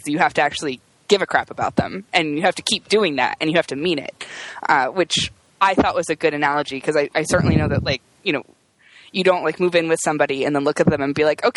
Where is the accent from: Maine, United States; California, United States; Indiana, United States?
Indiana, United States; I grew up in Indiana